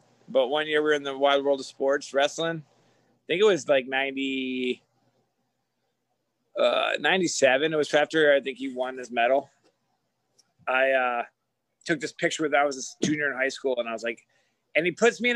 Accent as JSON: {"language": "English", "region": "New York", "country": "United States", "moved": "yes", "said": "I'm a New Yorker"}